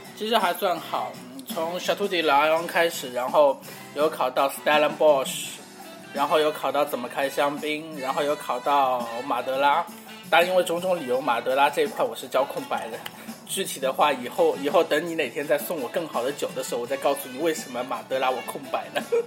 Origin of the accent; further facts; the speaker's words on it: China; 我们中国人